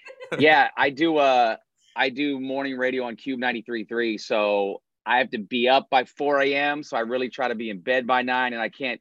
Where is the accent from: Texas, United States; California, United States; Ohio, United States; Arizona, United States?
California, United States; Bay Area; moved away as an adult; now in Seattle, United States; Born and raised in the Bay Area. Moved to Seattle about 3 years ago